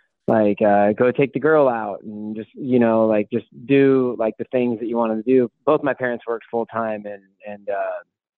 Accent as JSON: {"language": "English", "town": "Port Orchard", "region": "Washington", "country": "United States", "tie": "born or raised there", "also_born_or_lived": "Seattle, Washington / San Diego, California", "said": "I'm from Seattle, Washington. I grew up in a small town outside of Seattle"}